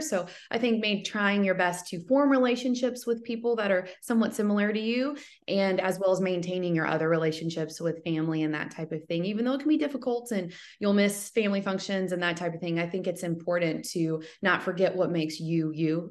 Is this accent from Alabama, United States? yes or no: yes; Alabama, United States; also born or lived in Michigan; I am kind of from the area where the school is